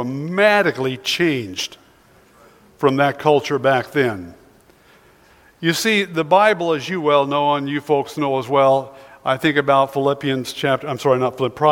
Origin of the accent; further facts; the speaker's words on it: Sweet Home, Oregon, United States; I was born and raised in Sweet Home, Oregon